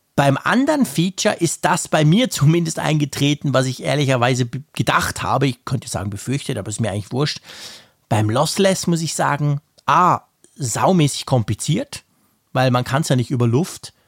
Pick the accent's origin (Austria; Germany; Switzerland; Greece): Switzerland; bei uns in der Schweiz